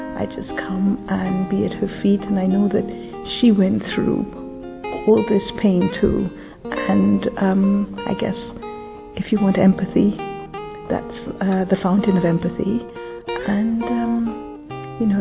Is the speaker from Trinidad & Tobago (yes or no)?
yes; Trinidad & Tobago; now in London, United Kingdom; I was born in Trinidad, but I live in London